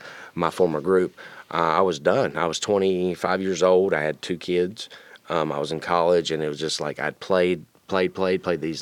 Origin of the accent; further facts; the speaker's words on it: Wilkesboro, North Carolina, United States; accent: twang; now in Cleveland, United States; I am from Wilkesboro, North Carolina